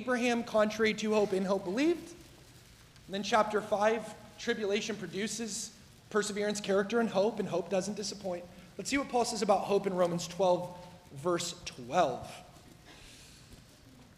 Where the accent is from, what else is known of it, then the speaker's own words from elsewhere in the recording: Southern Oregon, United States; I'm from Southern Oregon